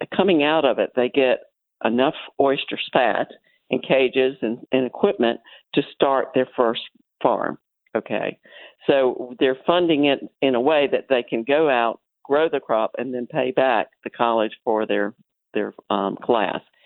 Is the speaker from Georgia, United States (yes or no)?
no; Florida, United States; I grew up in Florida when the waters were just really clear everywhere